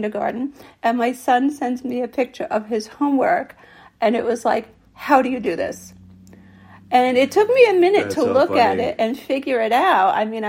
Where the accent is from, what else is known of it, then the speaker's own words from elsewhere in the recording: New York City, New York, United States; I grew up in Diker Heights.